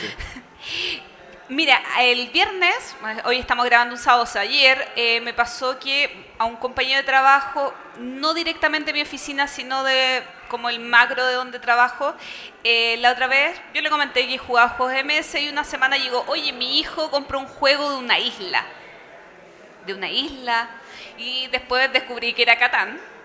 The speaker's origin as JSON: {"language": "Spanish", "country": "Chile", "said": "mi país"}